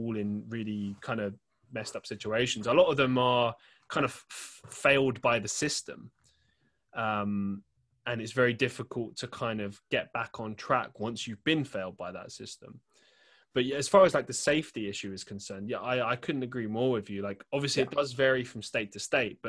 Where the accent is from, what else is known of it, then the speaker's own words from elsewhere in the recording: London, United Kingdom; now in Manchester, United Kingdom; I grew up in London